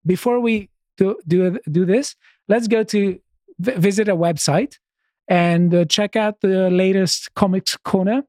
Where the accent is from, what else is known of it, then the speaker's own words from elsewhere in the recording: Greece; moved away as an adult; now in United Kingdom; I'm, I'm from Greece